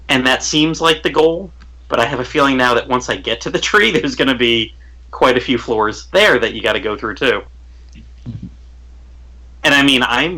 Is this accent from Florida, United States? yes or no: yes; St. Petersburg, Florida, United States; I'm from the St. Petersburg area